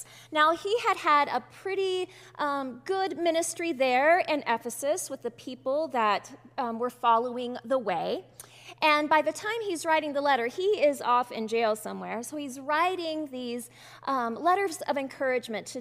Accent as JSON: {"language": "English", "region": "Bible Belt of Texas", "country": "United States", "tie": "born or raised there", "said": "growing up in the Bible Belt of Texas."}